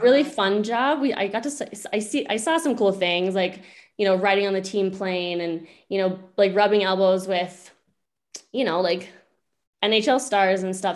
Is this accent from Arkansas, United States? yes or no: no; Bear Lake, Idaho, United States; moved away as an adult; also born or lived in Alaska; now in Loveland, United States; I'm originally from Bear Lake, Idaho